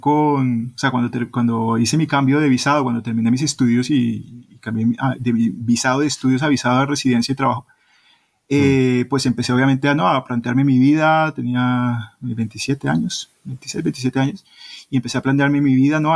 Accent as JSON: {"language": "Spanish", "country": "Colombia", "moved": "yes", "lives_now": "Spain", "said": "soy de Colombia, que no soy de Perú"}